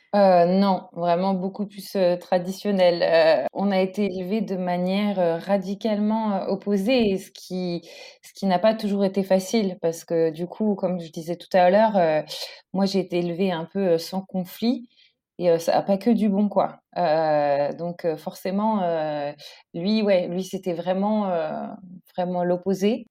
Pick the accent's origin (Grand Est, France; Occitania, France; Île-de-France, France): Île-de-France, France; Paris; moved away as an adult; now in Stockholm, Sweden; j'ai pas grandi en Suède. J'ai grandi euh, à Paris